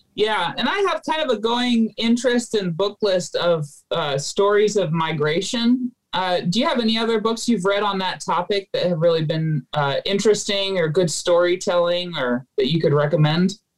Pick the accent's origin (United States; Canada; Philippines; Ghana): Philippines; moved away; I grew up in the Philippines